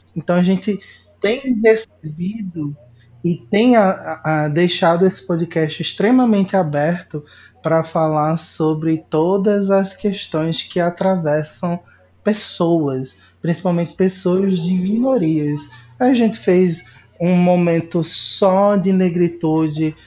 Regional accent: Recife, Pernambuco, Brazil; moved away; lá de Recife, da minha terra natal

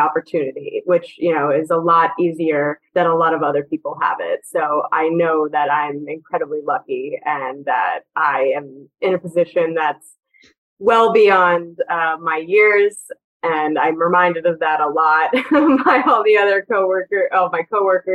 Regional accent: New Jersey, United States; I watched the Rangers growing up in Jersey

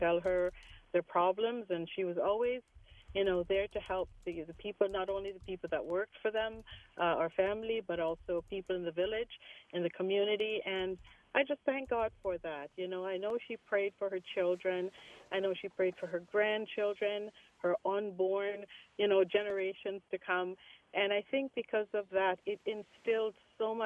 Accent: Jamaica; my mom was active in the Baptist church where we grew up in Jamaica, in the country.

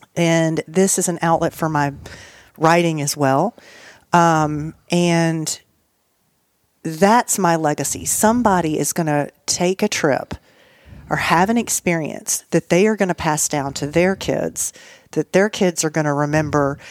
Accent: Nashville, Tennessee, United States; also born or lived in Nice, France; I was from Nashville, Tennessee

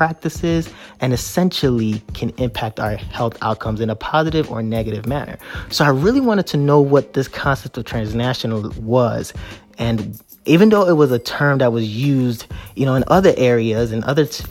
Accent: Chicago, Illinois, United States; also born or lived in Nigeria; I was born in Nigeria, immigrated here in 1997, grew up in Chicago

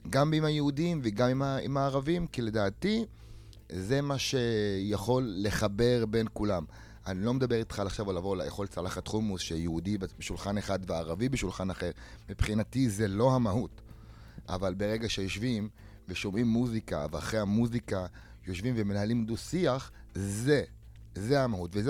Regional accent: Ramla, Central District, Israel; אה, אני מרמלה, אה, נולדתי וגדלתי ברמלה.

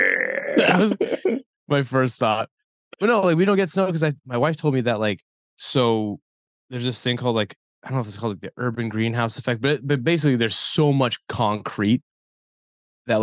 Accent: Dover, New Hampshire, United States; now in Philadelphia, United States; Because I'm from New Hampshire. I'm from, like, this small town. Not a small town, but, like, a city in New Hampshire called Dover.

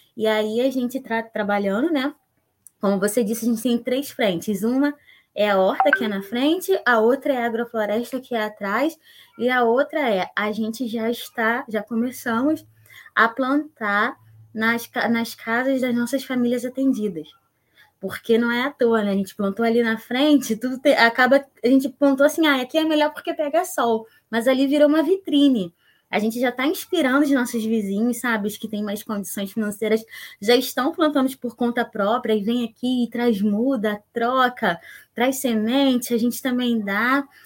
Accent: São Gonçalo, Rio de Janeiro, Brazil; sou nascida e criada aqui em São Gonçalo

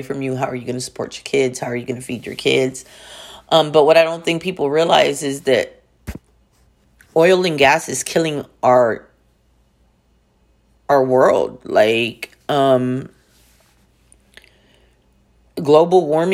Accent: Texas, United States; where I'm from Texas, we're oil and gas

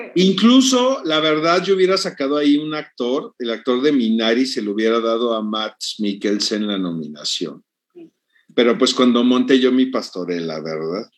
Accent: Mexico; en mi país

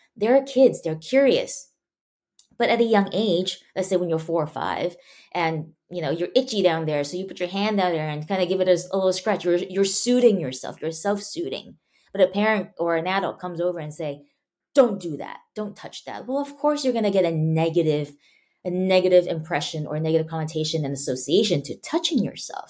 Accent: Malaysia; now in United States; I grew up, before I moved to the States, I grew up in Malaysia, and I went to a Chinese school.

